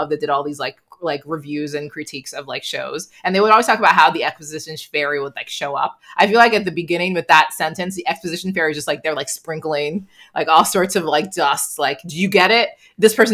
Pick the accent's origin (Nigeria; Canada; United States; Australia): Nigeria; um, but I'm too Nigerian to admit to that.